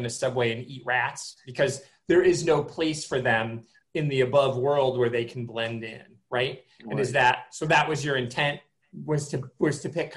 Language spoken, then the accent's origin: English; Michigan, United States; I'm from Michigan